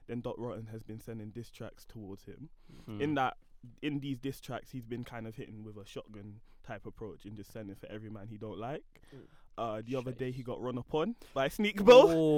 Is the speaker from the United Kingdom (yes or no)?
yes; Coventry, West Midlands, United Kingdom; I am from Coventry